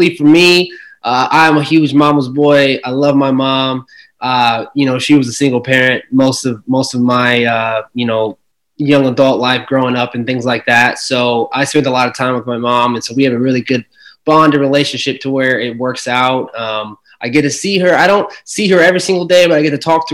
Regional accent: Omaha, Nebraska, United States; I'm from Omaha, Nebraska

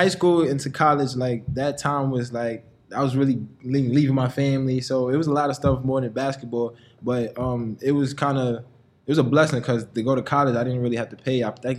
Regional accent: New York City, New York, United States; also born or lived in Brooklyn / Manhattan; I was born in Brooklyn. I grew up in the Bronx.

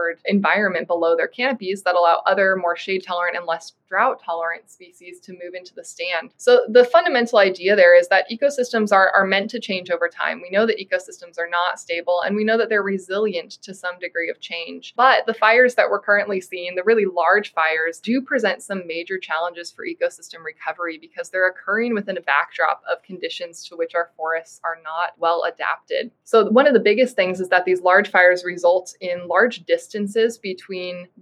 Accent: West Coast, United States; also born or lived in Wyoming; I grew up on the West Coast

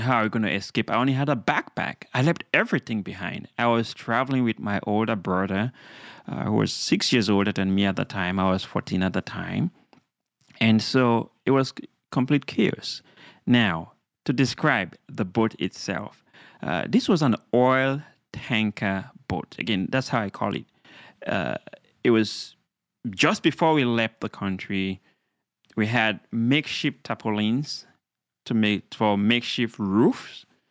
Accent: Sierra Leone; now in United States; I'm from Sierra Leone, a beautiful country in West Africa, uh, a young boy growing up

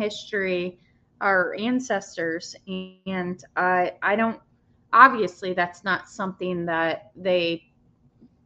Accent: United States; I'm from the United States

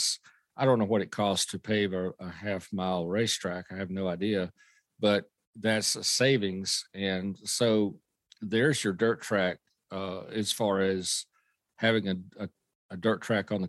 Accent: Lexington, North Carolina, United States; also born or lived in Clinton, North Carolina; I'm actually from Clinton, North Carolina, but I grew up in the Welcome, Lexington area

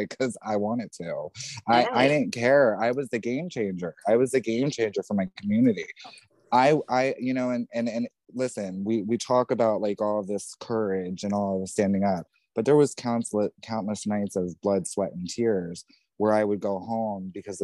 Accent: New Jersey, United States; being raised in New Jersey

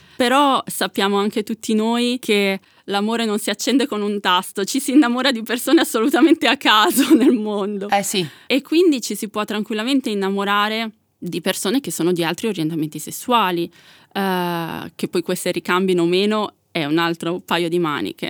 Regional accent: Milan, Lombardy, Italy; io sono nata e cresciuta a Milano

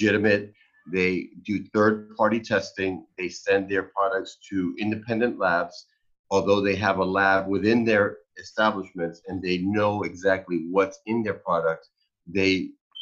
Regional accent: New York, United States; moved away; I'm originally from New York

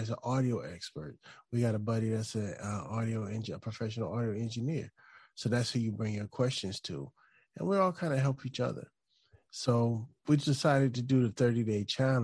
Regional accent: Chesapeake, Virginia, United States; also born or lived in Portsmouth, Virginia; now in Hampton, United States; I actually grew up on a line in Chesapeake, but we were right there. I grew up in a neighborhood called Camelot

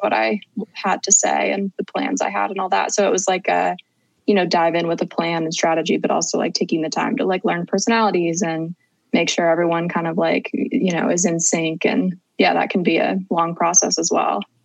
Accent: Cincinnati, Ohio, United States; I grew up in Cincinnati, Ohio

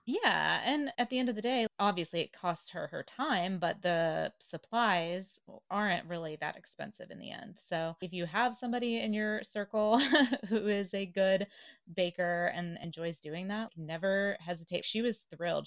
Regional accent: the South, United States; Growing up in the South, I went to the University of Tennessee

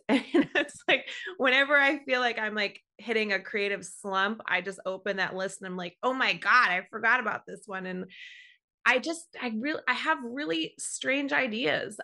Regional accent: New York, United States; I'm born and raised in New York, and I've lived in the city for over fifteen years now

